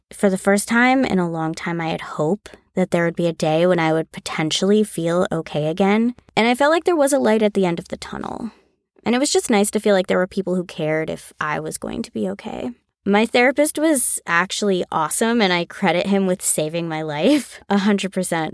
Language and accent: English; Connecticut, United States; now in Los Angeles, United States; I was born and raised in Connecticut, about an hour outside of New York City. Now I live in Los Angeles